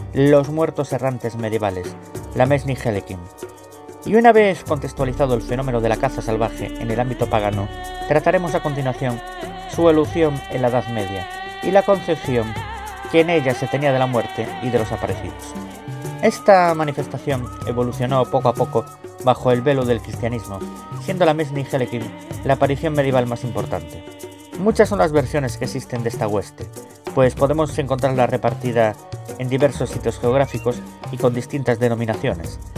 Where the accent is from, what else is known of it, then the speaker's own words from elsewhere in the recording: Galicia, Spain; yo como gallego